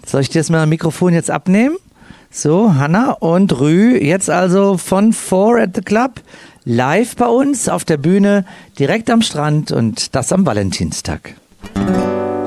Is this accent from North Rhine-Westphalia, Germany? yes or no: yes; Cologne, North Rhine-Westphalia, Germany; Ich bin ja Kölner